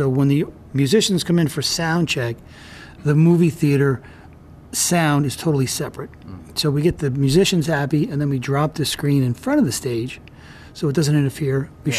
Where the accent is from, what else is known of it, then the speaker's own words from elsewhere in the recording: New York, United States; also born or lived in Commack; Long Island, New York. I was born in a town called Commack, and my dad was a pharmacist, and he got a job out on the North Fork at a hospital. And we moved out to the country, so I kind of grew up.